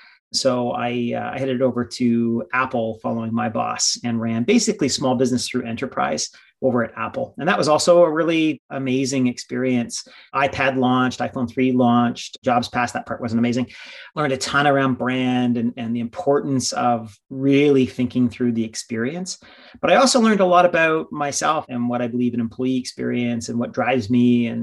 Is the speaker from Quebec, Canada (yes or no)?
no; Midhurst, Ontario, Canada; also born or lived in Sarnia, Ontario; I was born in Sarnia, so borderline U.S. Canada. Moved to a small town outside of a small town. So for me, Midhurst was a home.